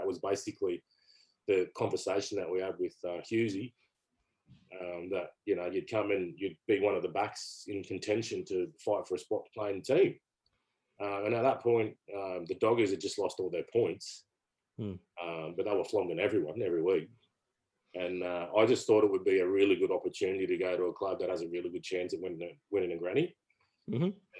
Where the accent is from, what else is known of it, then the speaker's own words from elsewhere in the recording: Canberra, Australian Capital Territory, Australia; And I come from Canberra, and we were probably more skills orientated type of club.